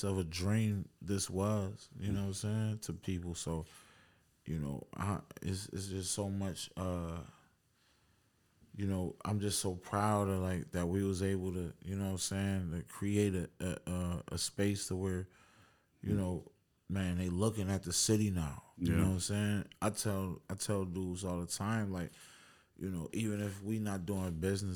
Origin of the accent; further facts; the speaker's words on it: Buffalo, New York, United States; us being from Buffalo